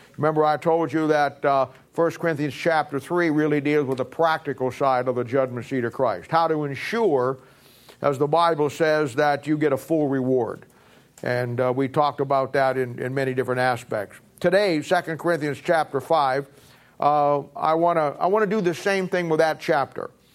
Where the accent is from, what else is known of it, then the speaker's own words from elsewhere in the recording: United States; also born or lived in Raytown; I'm an American. I live in America. I was born in America